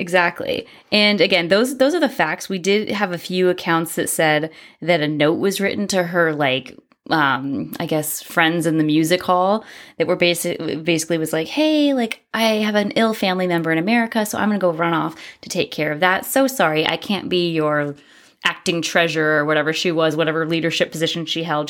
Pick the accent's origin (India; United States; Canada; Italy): United States; we're American.